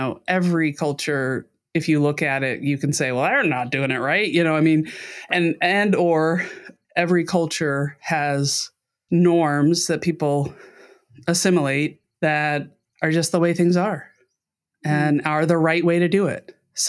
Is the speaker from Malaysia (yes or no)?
no; Brussels, Belgium; also born or lived in London, United Kingdom; So mostly in Europe. I was in the second half of my dad's career. So I was, you know, how was I growing up? Well, I was the kid brought along for the trip. But yeah, in Brussels and then in London.